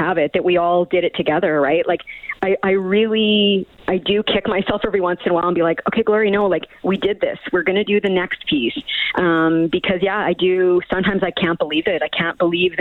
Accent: Miramichi, New Brunswick, Canada; now in Edmonton, Canada; I'm from Miramichi, New Brunswick

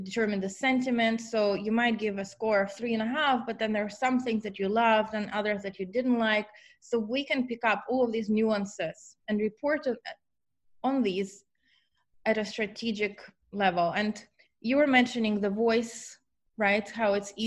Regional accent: Ukraine; moved away as an adult; also born or lived in Germany / Auckland, New Zealand; now in San Francisco, United States; I'm from Ukraine originally, but for the last 20 years, I actually lived in different countries. First, Germany, where I did my master's in computational linguistics, and then in New Zealand for 13 years.

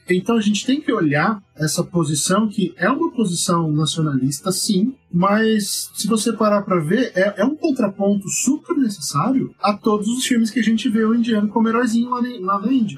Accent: Brazil; como brasileiro

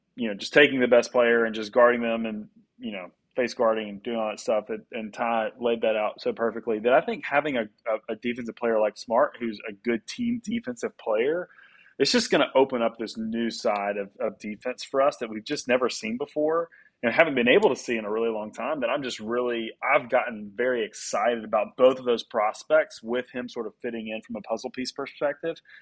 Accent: Memphis, Tennessee, United States; I'm from Memphis

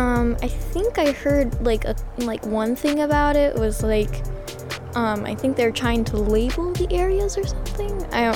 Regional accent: Goodyear, Arizona, United States; I am 12 years old and I come from Goodyear, Arizona.

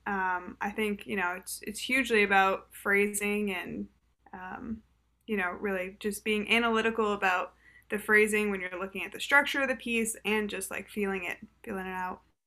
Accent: Boston, Massachusetts, United States; I'm from Boston.

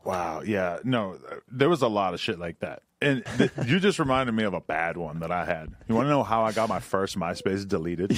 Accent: New Hampshire, United States; moved away; also born or lived in New York City; the chicks that I grew up around because in New Hampshire

